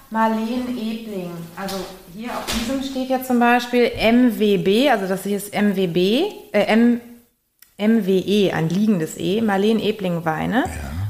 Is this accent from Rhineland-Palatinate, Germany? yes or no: yes; Rhineland-Palatinate, Germany; weil tatsächlich in dem Weinort, wo ich herkomme, ähm, bin ich auch mal gefragt worden, als ich noch jünger war, ob ich denn mal